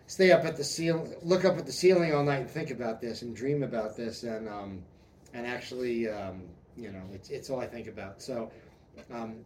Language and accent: English; New York, United States; now in Omaha, United States; I'm from New York